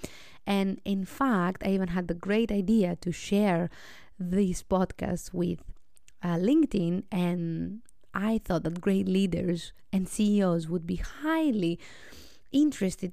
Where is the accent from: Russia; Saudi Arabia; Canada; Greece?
Greece; I am 32 years old and I'm from Greece